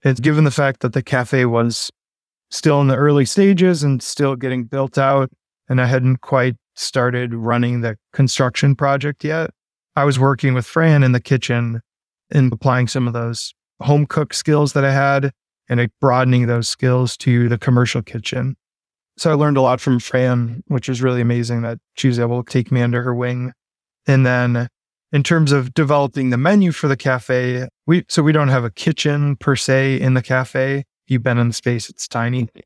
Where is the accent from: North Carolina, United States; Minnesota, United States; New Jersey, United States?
Minnesota, United States; Minneapolis; now in Seattle, United States; I grew up in Minneapolis and currently reside here in Seattle, Washington.